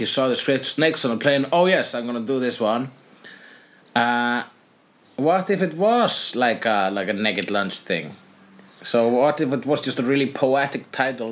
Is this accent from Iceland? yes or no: yes; Iceland; I'm Icelandic